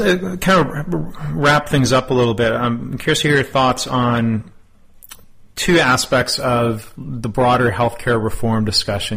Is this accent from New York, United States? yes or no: no; Texas, United States; my home state of Texas